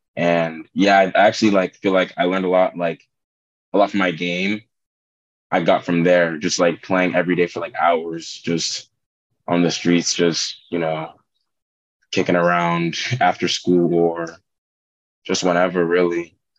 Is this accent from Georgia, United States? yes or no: yes; Georgia, United States; I'm from Georgia